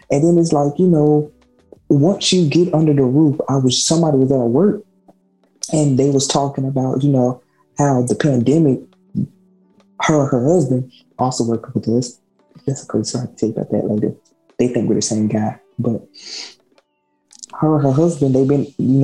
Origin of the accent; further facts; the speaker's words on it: the South, United States; we're from the South